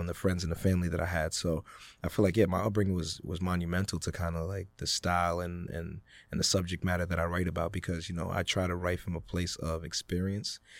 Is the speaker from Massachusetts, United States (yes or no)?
yes; Worcester, Massachusetts, United States; also born or lived in Ghana / Greensboro, North Carolina; growing up in Worcester, I got to really grow up very Ghanaian